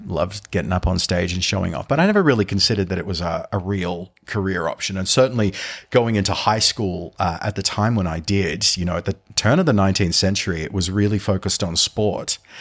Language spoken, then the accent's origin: English; Sydney, New South Wales, Australia; my hometown. So I'm from Sydney.